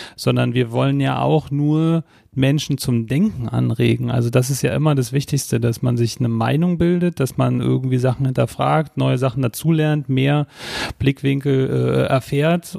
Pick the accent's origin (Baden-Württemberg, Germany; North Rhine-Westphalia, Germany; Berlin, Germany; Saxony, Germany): Berlin, Germany; wir sind beide aufgewachsen in Ostberlin